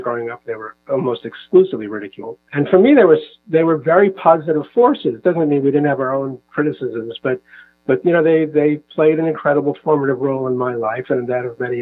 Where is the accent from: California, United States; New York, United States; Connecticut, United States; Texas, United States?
New York, United States; moved away as an adult; also born or lived in Seattle, Washington; now in Israel; growing up in New York